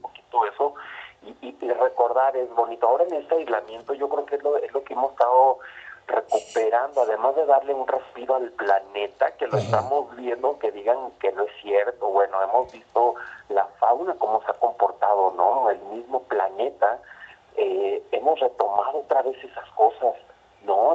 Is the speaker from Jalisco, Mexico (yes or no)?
no; Torreón, Coahuila, Mexico; Yo soy de Torreón, eh, Gómez Palacio Durango está pegado